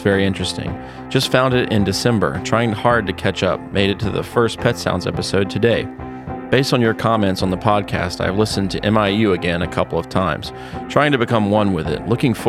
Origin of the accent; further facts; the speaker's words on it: California, United States; There's not a lot in my background or upbringing, aside from growing up in California, that predisposes me to loving their music.